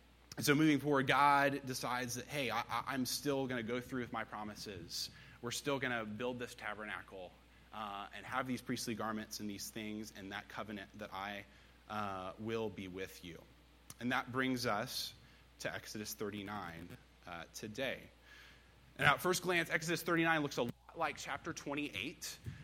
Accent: Blacksburg, Virginia, United States; moved away as an adult; now in Knoxville, United States; So originally, I am from Blacksburg, Virginia. Grew up here, went to Virginia Tech, graduated in 2018, where I then moved out to Knoxville, Tennessee, where I've been the past 4 years.

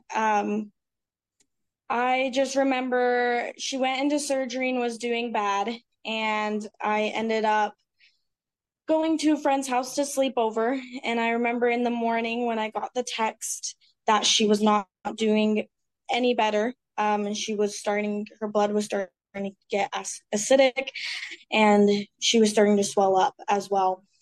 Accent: Utah, United States; I grew up in Utah

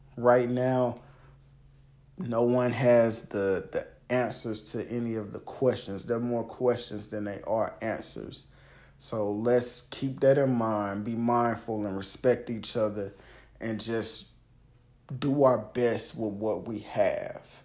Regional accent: the South, United States; I'm from the South

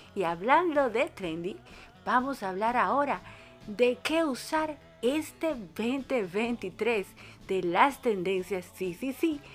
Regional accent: Dominican Republic; now in Buenos Aires, Argentina; una dominicana en Argentina y la dominicana más argentina de la bolita del mundo

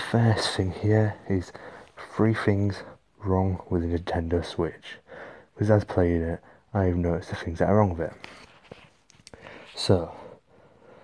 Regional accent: Hull, Yorkshire and the Humber, United Kingdom; moved away as an adult; now in Windsor, United Kingdom; I'm originally from Hull

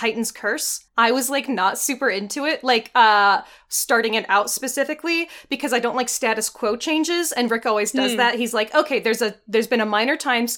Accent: Texas, United States; now in South Dakota, United States; I was born in Texas

